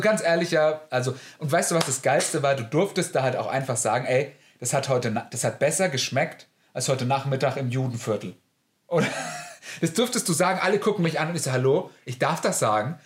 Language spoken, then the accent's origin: German; Germany; ich bin Deutscher